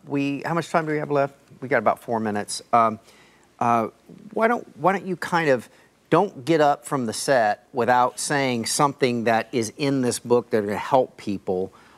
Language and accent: English; Newport Beach, California, United States; also born or lived in Los Angeles, California; When we were first married and before we had children, we lived in Orange County, California. I grew up in Newport Beach, California.